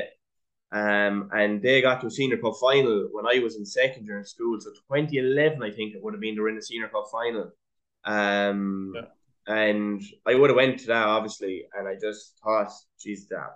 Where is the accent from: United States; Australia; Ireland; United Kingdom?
Ireland; I'm from Rathcrea